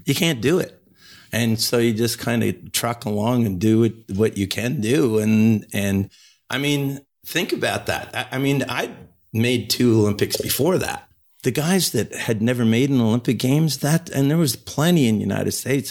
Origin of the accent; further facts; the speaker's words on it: Ontario, Canada; also born or lived in Montreal / Calgary; in my home country